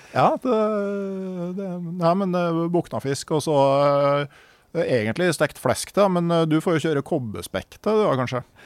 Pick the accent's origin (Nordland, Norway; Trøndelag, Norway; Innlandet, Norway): Innlandet, Norway; Gausdal; da jeg vokste opp i Gausdal